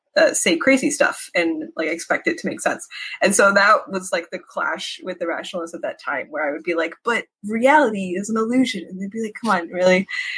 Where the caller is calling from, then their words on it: San Francisco, California, United States; Yeah. In San Francisco area.